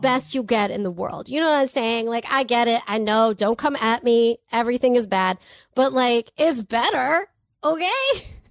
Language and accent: English; Anaheim, California, United States; I'm from Anaheim